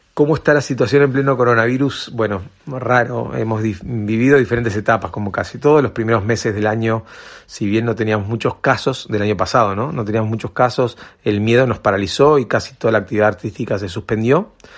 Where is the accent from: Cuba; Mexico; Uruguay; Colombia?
Uruguay; Uruguay, de, la magia en, en mi país